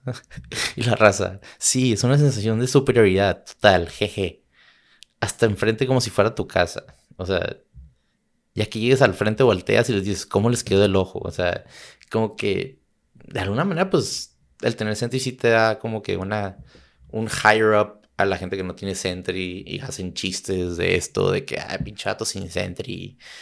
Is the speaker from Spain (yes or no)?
no; Tijuana, Baja California, Mexico; also born or lived in San Diego / Chula Vista / Santa Cruz; yo vivo en Tijuana yo viví en Tijuana, nací en San Diego, progresé toda mi vida en Tijuana